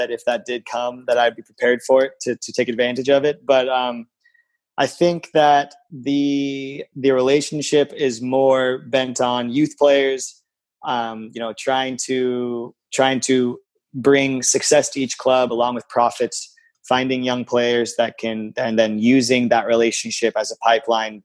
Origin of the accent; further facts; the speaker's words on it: San Diego, California, United States; I grew up in San Diego